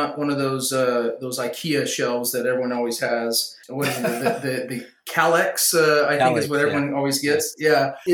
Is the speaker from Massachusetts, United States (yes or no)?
no; Hanford, California, United States; moved away as an adult; now in Idaho, United States; Ron and I grew up in the Central Valley of California, so just south of Fresno, about an hour south of Fresno in a town called Hanford